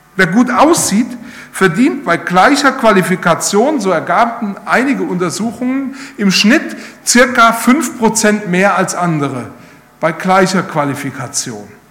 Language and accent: German; Rhineland-Palatinate, Germany; Ich komme ja aus Rheinland-Pfalz